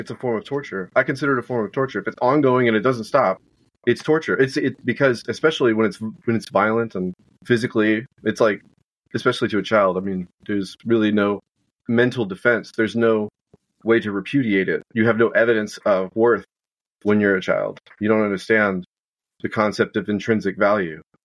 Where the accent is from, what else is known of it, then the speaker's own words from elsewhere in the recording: outside Houston, Texas, United States; I was raised uh, outside, about an hour southwest